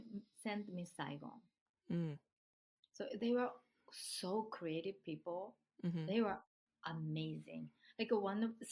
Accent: Japan; English is a second language; moved away as an adult; also born or lived in San Francisco, United States / Tokyo; now in Los Angeles, United States

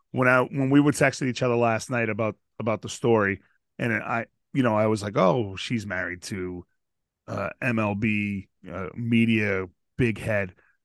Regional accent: Boston, Massachusetts, United States; We live in Massachusetts. We're from Boston. We say fucking words all the time.

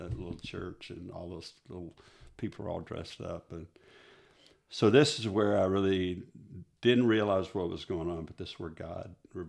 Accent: Kansas, United States; I'm Catholic. I was raised Catholic in Kansas.

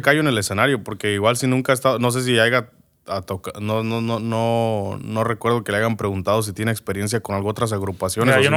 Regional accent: Moroleón, Guanajuato, Mexico; now in United States; Nací, crecí en Moroleón, Guanajuato.

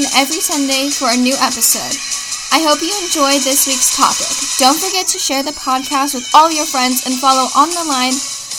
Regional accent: Seattle, Washington, United States; I am 15 years old, and I am from Seattle, Washington.

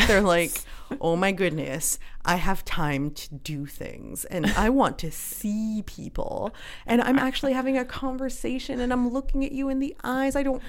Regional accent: Canada; you know, we have a ton of privilege being Canadian and this and that.

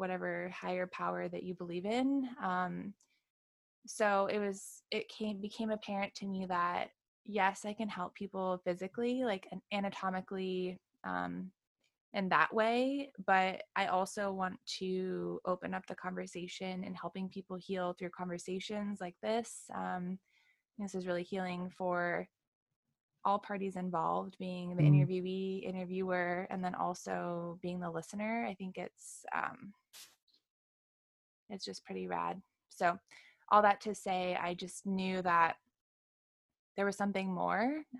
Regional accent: Wyoming, United States; moved away as an adult; now in Encinitas, United States; I'm from originally from Wyoming. So I hailed out to California about 3 years ago

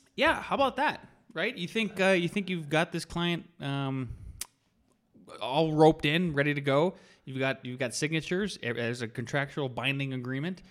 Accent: North Dakota, United States; I was born and raised in North Dakota

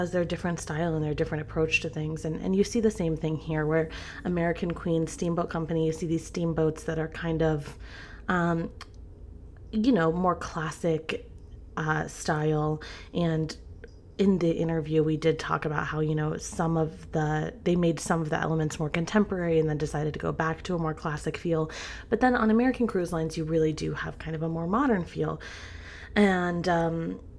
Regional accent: Greensboro, North Carolina, United States; born there; it might not sound like it, but I was born in Greensboro, North Carolina.

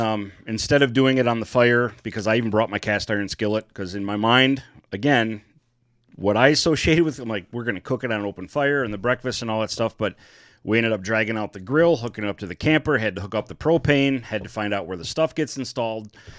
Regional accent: Michigan, United States; We are from Michigan

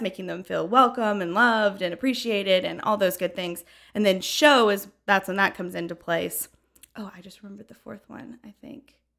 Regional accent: Franklin, Tennessee, United States; moved away as an adult; now in Knoxville, United States; I grew up in Franklin, Tennessee, been here basically my whole life

